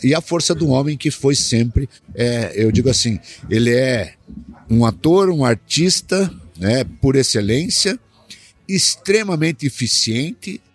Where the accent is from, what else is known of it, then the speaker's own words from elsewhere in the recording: southern Paraná, Brazil; also born or lived in Rio Grande do Sul; now in Cascavel, Brazil; Eu sou nascido no Rio Grande do Sul, né? Ah, é. Fui nascido no Rio Grande do Sul, criado, comecei a ser criado no sul do Paraná, e vim aí acabei caindo em Cascavel